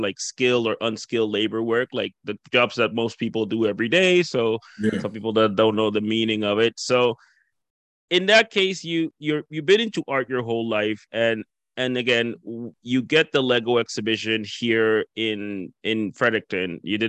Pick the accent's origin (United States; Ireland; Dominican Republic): Dominican Republic; now in Canada; when I came from the Dominican Republic, I actually lived in Miramichi for 3 months.